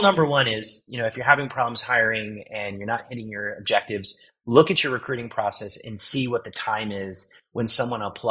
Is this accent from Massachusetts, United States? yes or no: no; Virginia, United States; now in Austin, United States; I'm from a small town in Virginia on the Chesapeake Bay